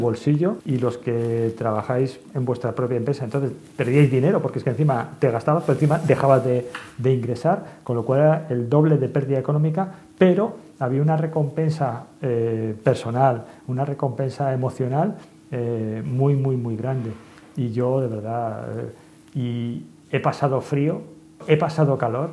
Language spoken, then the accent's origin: Spanish; Santander, Cantabria, Spain; also born or lived in Madrid; yo soy más cántabro santanderino que madrileño. Por supuesto, ¿no? Pues la familia de mi madre es de de Cantabria y entonces pues me he criado al